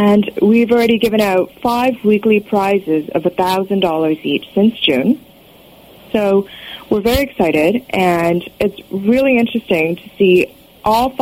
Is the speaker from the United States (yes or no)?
no; Toronto, Ontario, Canada; Toronto, Canada, my hometown